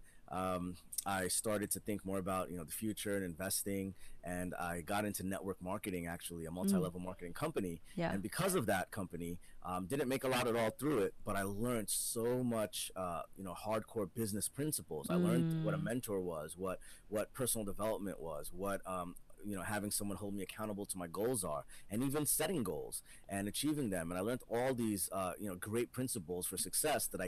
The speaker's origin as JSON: {"language": "English", "region": "New Jersey", "country": "United States", "tie": "born or raised there", "said": "I was born in New Jersey in the States, but my parents are from the Caribbean, the island of Trinidad and Guyana as well in South America"}